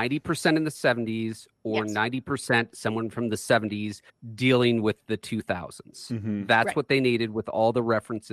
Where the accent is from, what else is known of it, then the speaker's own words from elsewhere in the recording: United States; I'm an American male who attended college in the 1990s.